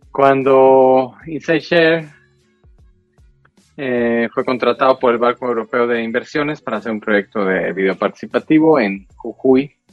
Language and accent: Spanish; Mexico; soy mexicano, trabajo en cuestiones de fotografía y de video